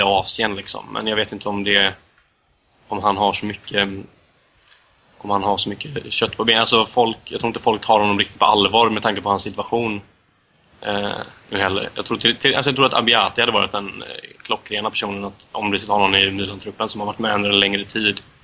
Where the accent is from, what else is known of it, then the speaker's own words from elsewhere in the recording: Sweden; som svensk medellandsupporter